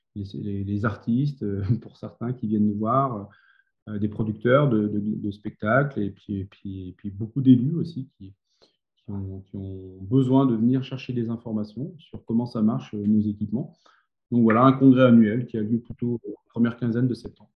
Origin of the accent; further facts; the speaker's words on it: Grenoble, Auvergne-Rhône-Alpes, France; now in Méribel, France; je suis grenoblois, donc j'étais plutôt éducateur sportif